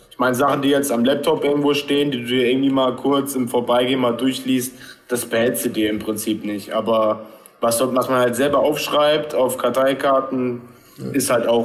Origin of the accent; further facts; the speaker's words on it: Bremen, Germany; Als Bremer, Bremer SV hat fast die höchste Quote.